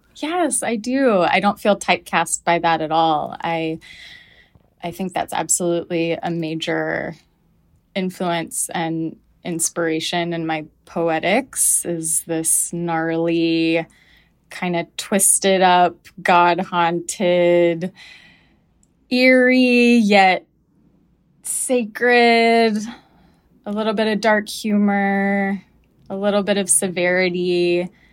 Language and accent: English; the South, United States; moved away; when I moved away from the South